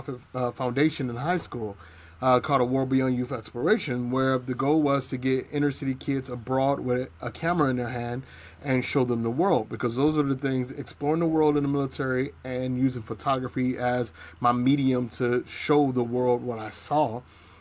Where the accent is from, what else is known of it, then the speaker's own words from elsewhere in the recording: East Cleveland, Ohio, United States; I grew up in East Cleveland in the 80s and 90s